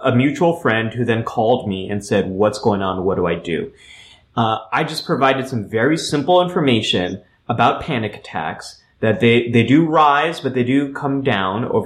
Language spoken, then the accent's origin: English; California, United States; what I grew up with in California, is we had earthquake drills from elementary school on